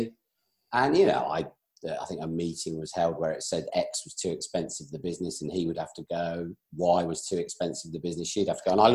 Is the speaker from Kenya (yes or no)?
no; Northampton, East Midlands, United Kingdom; moved away as an adult; also born or lived in Solihull / Essex / North Devon; now in West Country, United Kingdom; I then moved when I was about 2 to a town called Northampton in the Midlands, where I grew up, really. I was there from kind of 2 to 19.